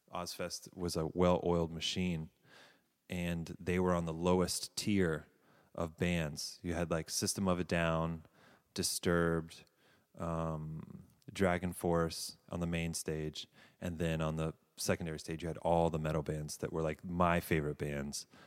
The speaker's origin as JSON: {"language": "English", "town": "Davidson", "region": "North Carolina", "country": "United States", "tie": "born or raised there", "also_born_or_lived": "Savannah, Georgia / California / New York", "moved": "as an adult", "said": "I, uh, grew up, um, in North Carolina"}